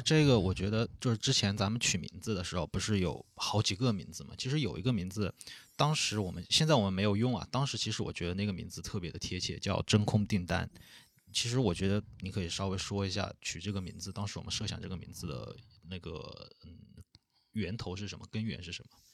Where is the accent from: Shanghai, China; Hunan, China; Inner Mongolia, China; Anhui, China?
Hunan, China; Changsha; also born or lived in Italy; 我也是长沙人